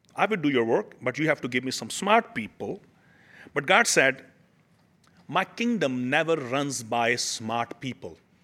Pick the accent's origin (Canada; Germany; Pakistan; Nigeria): Pakistan; now in United States; I come from Pakistan